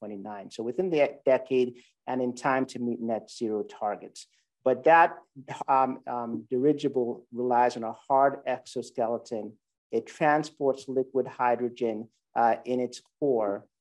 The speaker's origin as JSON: {"language": "English", "country": "Sierra Leone", "tie": "born or raised there", "moved": "yes", "said": "I grew up in Sierra Leone, West Africa"}